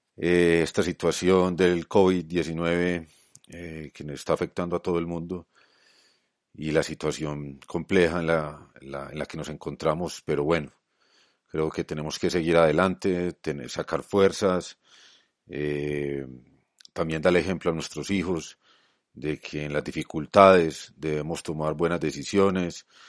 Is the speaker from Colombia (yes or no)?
yes; Colombia; en mi país, en Colombia